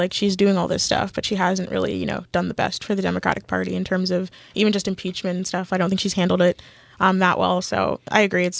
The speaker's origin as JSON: {"language": "English", "country": "Canada", "said": "Like, we're also Canadian, so even more so."}